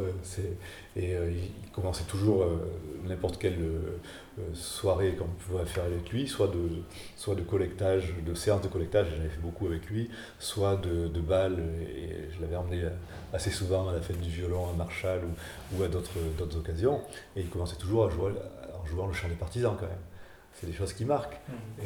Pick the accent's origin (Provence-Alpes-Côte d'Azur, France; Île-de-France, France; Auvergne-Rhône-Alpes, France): Auvergne-Rhône-Alpes, France; Saint-Flour; moved away; also born or lived in Aurillac; je suis de Saint-Flour